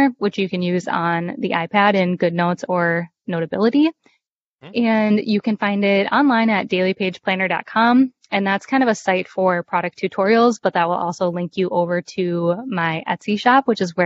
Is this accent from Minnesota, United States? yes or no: yes; Minnesota, United States; moved away; my home state of Minnesota